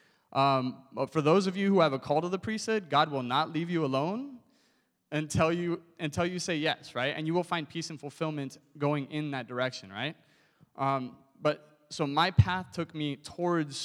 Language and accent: English; Southern California, United States; I grew up in Southern California, and from high school on, I was a surfer